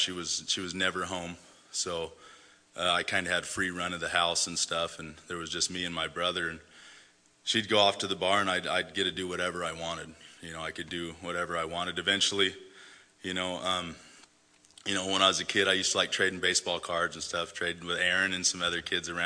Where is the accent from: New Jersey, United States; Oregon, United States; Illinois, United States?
Oregon, United States; also born or lived in Salinas, California; I was born in Salinas, California, July 7th, 1976. My mom was 17 when she had me. She had my brother too, which is about a year and a half younger. Shortly after, my mom and dad split up and we moved up here to Oregon